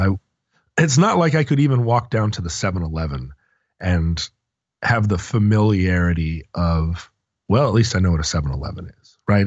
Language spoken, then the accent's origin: English; Alaska, United States; growing up in Alaska